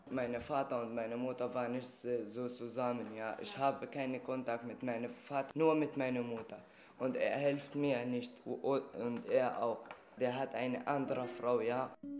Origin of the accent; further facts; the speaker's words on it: Syria; German is a second language; also born or lived in Libya; now in Germany; bei uns in Syrien.